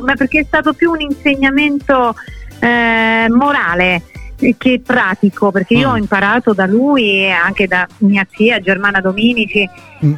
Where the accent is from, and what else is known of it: Rome, Lazio, Italy